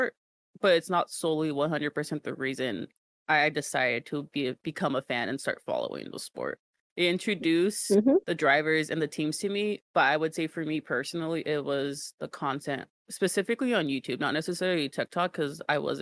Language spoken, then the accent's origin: English; Bay Area, California, United States; born or raised there